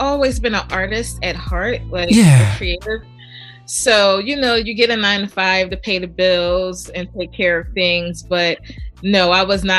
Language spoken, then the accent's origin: English; Philadelphia, Pennsylvania, United States; born or raised there